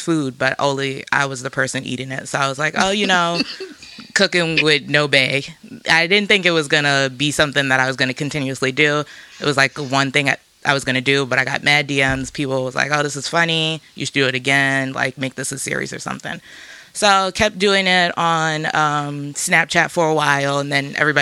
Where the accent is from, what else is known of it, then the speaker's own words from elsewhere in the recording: New York City, New York, United States; Shout out to River Park Towers. That's where I grew up.